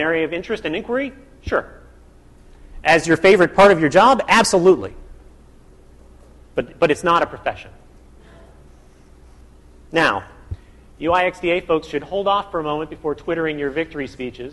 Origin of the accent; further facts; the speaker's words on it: United States; I grew up in the United States